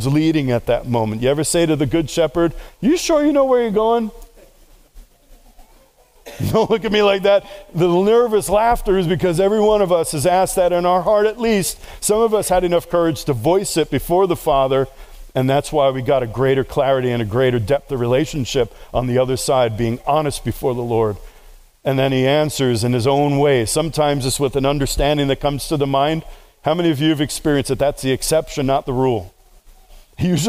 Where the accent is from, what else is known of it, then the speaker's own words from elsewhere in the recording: New York City, New York, United States; I grew up in New York City. I was raised on the streets